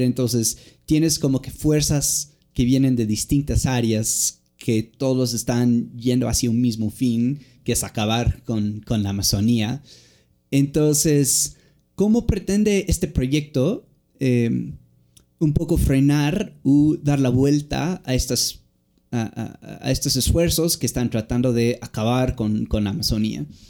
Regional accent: United States; moved away; somos estudiantes mimados gringos

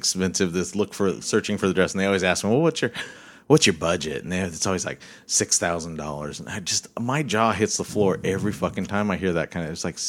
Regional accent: Bellingham, Washington, United States; I'm from Bellingham.

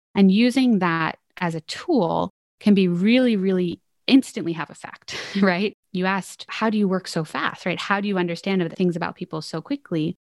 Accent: Philadelphia, Pennsylvania, United States; I'm originally from Philadelphia, Pennsylvania.

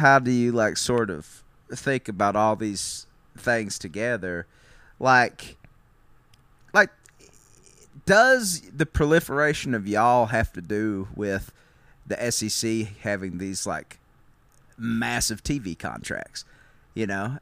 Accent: Kentucky, United States; we're both from Kentucky

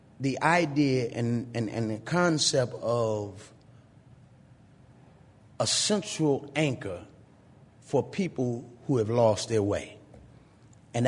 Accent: Washington, District of Columbia, United States; as a child growing up in D.C., I never actually lived anywhere more than 3 years.

